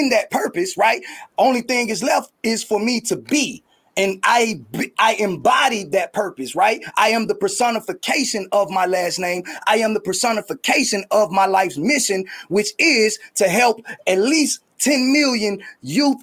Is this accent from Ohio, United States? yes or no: no; Atlanta, Georgia, United States; I was from Atlanta and that I had went to Krim High School